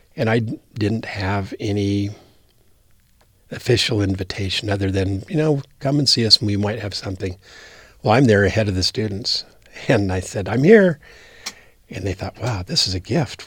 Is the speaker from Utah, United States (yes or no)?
no; Wyoming, United States; moved away; I'm from Wyoming